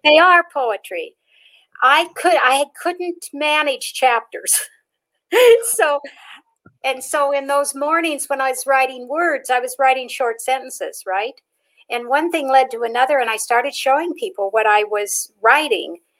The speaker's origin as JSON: {"language": "English", "region": "Pacific Northwest", "country": "United States", "tie": "born or raised there", "also_born_or_lived": "Nevada", "moved": "as an adult", "lives_now": "Las Vegas, United States", "said": "I was raised up in the Pacific Northwest. I came to Nevada when I was 21 years old."}